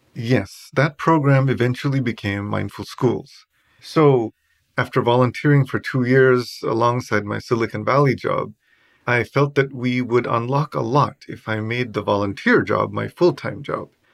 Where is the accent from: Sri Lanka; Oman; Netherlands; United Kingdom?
Sri Lanka; I was born in Sri Lanka, and I was born to a very Buddhist family